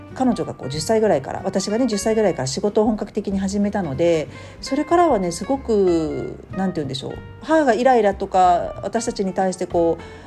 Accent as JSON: {"language": "Japanese", "region": "Tokyo", "country": "Japan", "tie": "born or raised there", "moved": "yes"}